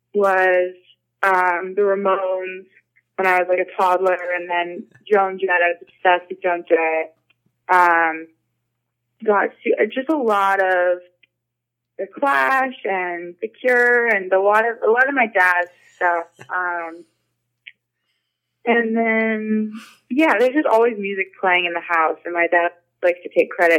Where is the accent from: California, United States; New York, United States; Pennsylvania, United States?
California, United States; Santa Monica; also born or lived in New Orleans; I was born in New Orleans, and then I grew up in Santa Monica